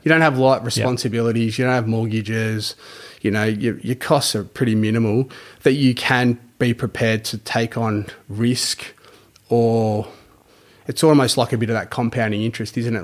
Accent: Geelong, Victoria, Australia; grew up in East Geelong area back years ago

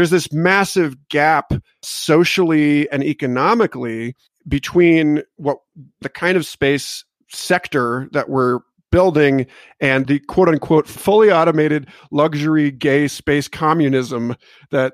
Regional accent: United States; I'm an American and we're shitheads

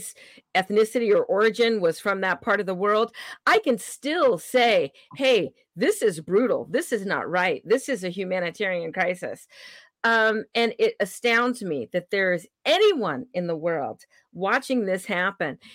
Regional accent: California, United States; moved away; I hail from California, even though I don't live there anymore

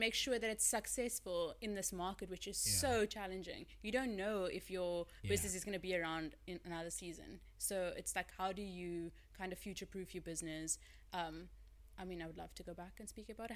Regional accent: Cape Town, Western Cape, South Africa; I'm from Cape Town, born and raised, as I always say.

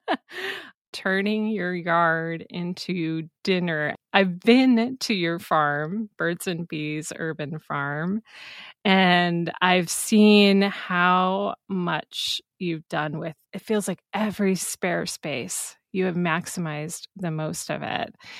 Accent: Iowa, United States; moved away as an adult; I'm originally from Iowa, but like many others, I left to pursue career and adventure elsewhere.

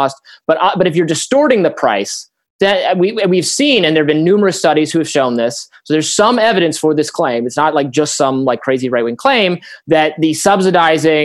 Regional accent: Michigan, United States; I'm from Michigan

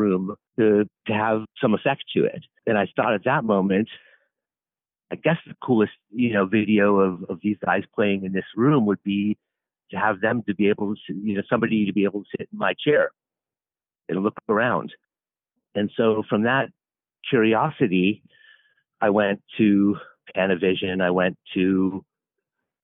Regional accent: Toronto, Ontario, Canada; also born or lived in California; now in New York City, United States; as a young boy, lived in Toronto, Canada

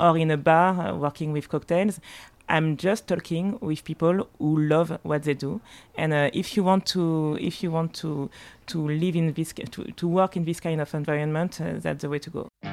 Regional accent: Martinique; English is a second language; now in Paris, France; I was born in Paris, but, uh, but I grew up, uh, partly in Paris and partly in Martinique.

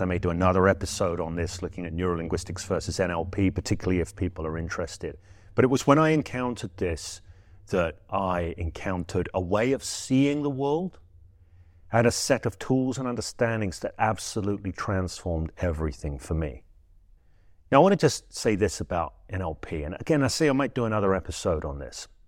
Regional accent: England, United Kingdom; I'm English, I say trance

